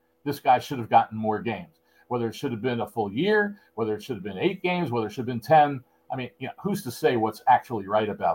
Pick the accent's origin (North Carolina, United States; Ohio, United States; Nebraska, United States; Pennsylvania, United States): Pennsylvania, United States; Philadelphia; I grew up in Philly